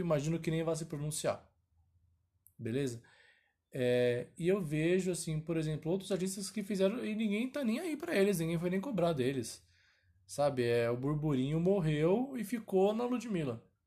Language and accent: Portuguese; São Paulo, Brazil; eu sou de São Paulo, capital